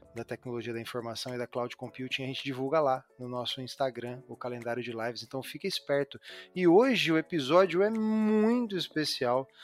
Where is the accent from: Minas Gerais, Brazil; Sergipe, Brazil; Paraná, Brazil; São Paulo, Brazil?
São Paulo, Brazil; Lins; moved away; also born or lived in East Zone, São Paulo; Eu vim do interior de São Paulo. Meu pai era marceneiro